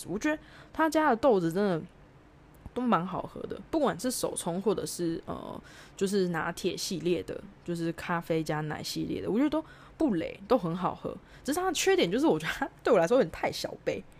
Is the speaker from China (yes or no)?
no; Taiwan; moved away as an adult; now in Australia; 跟我们台湾人喝咖啡的概念比较不太一样